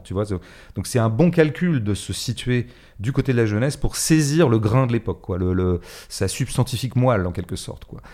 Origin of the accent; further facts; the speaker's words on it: Paris, Île-de-France, France; en tant que Parisien